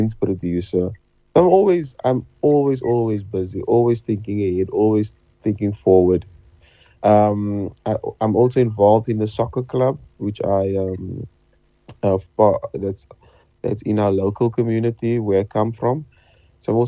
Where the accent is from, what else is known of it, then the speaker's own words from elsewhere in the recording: Cape Town, Western Cape, South Africa; I was from Manova Park